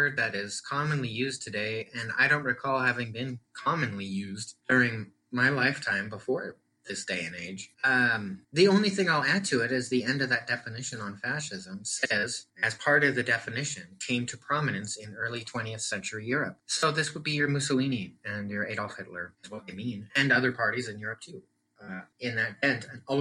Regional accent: Portland, Oregon, United States; now in Arizona, United States; Portland, my hometown

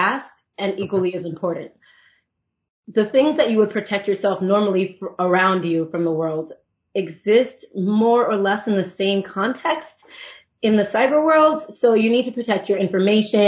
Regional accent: Miami, Florida, United States; I grew up here in Miami.

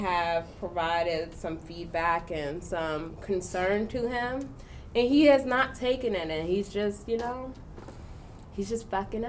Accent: New York City, New York, United States; I am just a regular schmegler girl from Brooklyn.

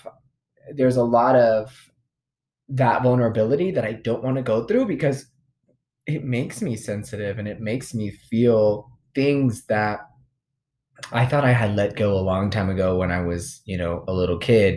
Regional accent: United States; we're American, born in this

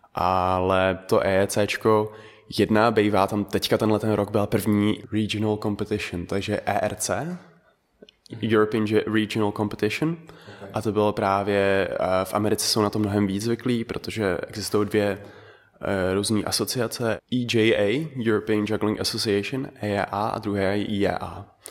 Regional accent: Czechia; first language Dutch and Czech; also born or lived in Netherlands; jsem se narodil v Holandsku, žil jsem tam 6 let, mm-hmm. pak jsem se přestěhoval sem, a takže umím holandsky a česky od základu

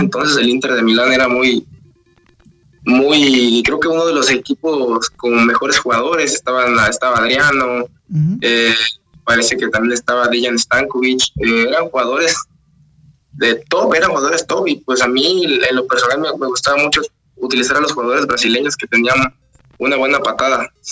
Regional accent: Oaxaca, Mexico; algo típico de donde soy yo, las Tlayudas de Oaxaca

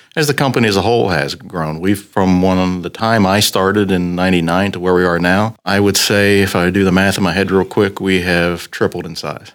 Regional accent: South Central Pennsylvania, United States; Grew up in South Central Pennsylvania, very rural part of the country

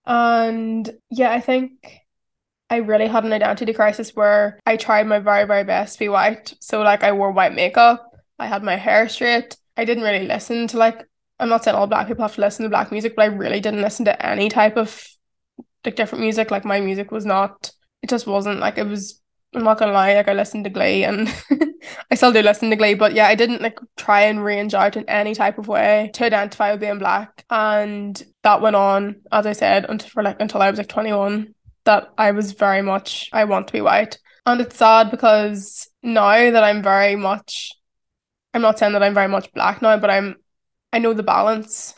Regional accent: County Tyrone, Northern Ireland, United Kingdom; accent: strong Irish; moved away as an adult; now in London, United Kingdom; I grew up in County Tyrone in Ireland.

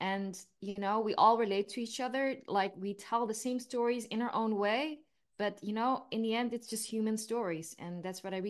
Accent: Eindhoven, North Brabant, Netherlands; moved away as an adult; also born or lived in New York; I am from a southern town in the Netherlands called Eindhoven.

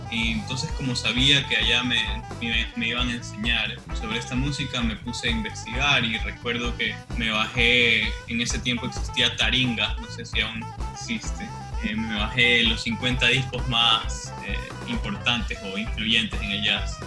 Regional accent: Guayaquil, Guayas, Ecuador; also born or lived in United States / Quito; porque los dos somos de Guayaquil

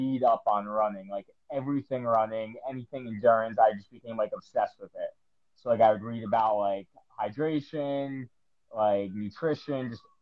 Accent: New Jersey, United States; moved away as an adult; now in Tampa, United States; I'm from New Jersey, so I grew up going to New York all the time

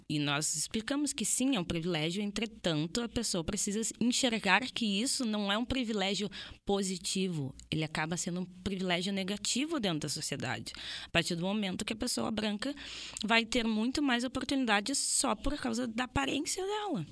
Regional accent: Brazil; eu enquanto brasileira estou num país colonizado

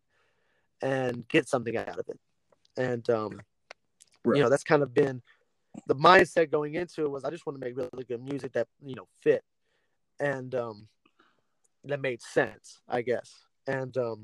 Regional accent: Lafayette, United States; my hometown and the area that we're from

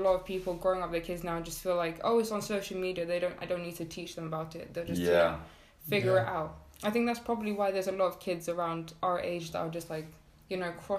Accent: Iceland; I said, oh, I'm from Iceland.

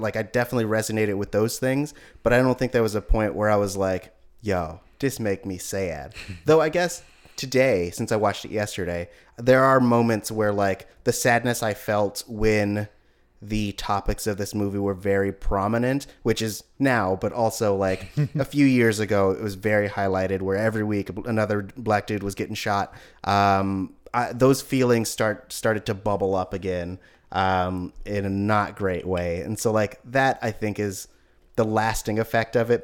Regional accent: Oakland, California, United States; I'm from Oakland

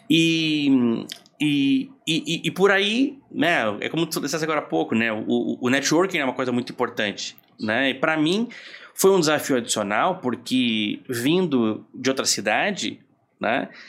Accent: Rio Grande do Sul, Brazil; eu sou gaúcho e fui para logo que me formei fui convidado para é

